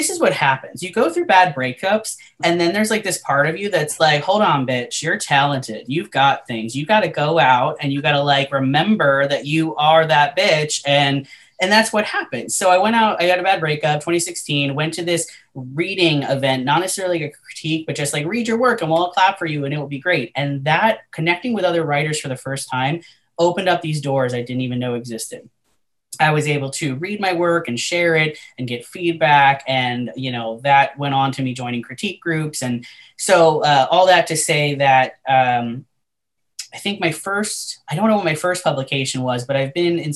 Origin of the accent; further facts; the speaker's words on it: Southwest Florida, United States; moved away; also born or lived in Las Vegas; my hometown, you know, in Southwest Florida